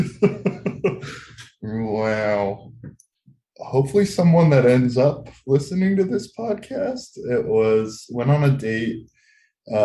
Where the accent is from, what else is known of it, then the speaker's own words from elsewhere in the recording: New Jersey, United States; moved away as an adult; also born or lived in San Diego; I moved from New Jersey to San Diego. I was miserable at life. I'd never left my hometown